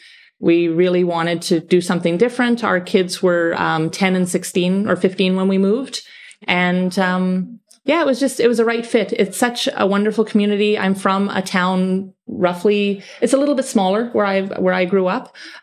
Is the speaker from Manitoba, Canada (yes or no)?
yes; Manitoba, Canada; now in Gibraltar; I was raised in Canada. Whereabouts in Canada? I'm from Manitoba. It's very cold where I'm from.